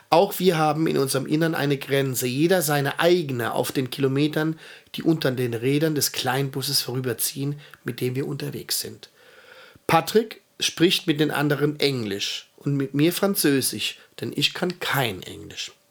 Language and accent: German; Alba, Piedmont, Italy; das ist jetzt hier aus Alba, aus meiner Heimatstadt, da wo ich herkomme.